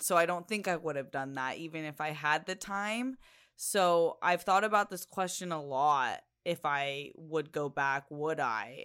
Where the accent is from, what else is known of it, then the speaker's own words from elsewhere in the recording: Chula Vista, California, United States; growing up in San Diego in Chula Vista